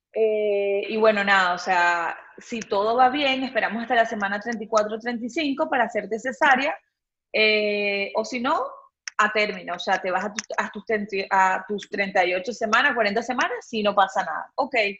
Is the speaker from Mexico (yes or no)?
no; Venezuela; now in Panama; yo soy de Venezuela, no sé si lo dije en un principio, bueno, pero yo soy de Venezuela